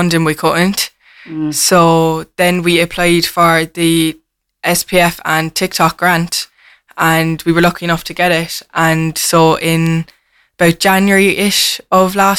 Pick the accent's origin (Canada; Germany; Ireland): Ireland; Cork, Munster; a lot of us are from the north side